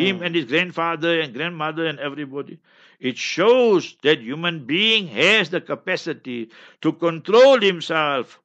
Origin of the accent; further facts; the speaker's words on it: Heidelberg, Gauteng, South Africa; moved away; also born or lived in Pakistan / Newcastle, South Africa; I am from Heidelberg, right? So you must remember that I'm born and bred there. Then I went to Pakistan, seven years approximately, 20 years Newcastle, and now here